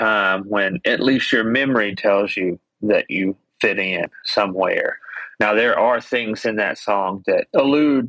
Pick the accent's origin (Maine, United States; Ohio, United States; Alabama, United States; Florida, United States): Alabama, United States; Greenhill; I grew up in Greenhill, which is about half an hour from Muscle Shoals. So right on the Alabama-Tennessee state line.